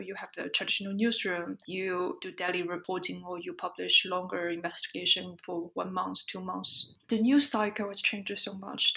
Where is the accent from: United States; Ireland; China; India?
China; moved away as an adult; people in my hometown and for my parents too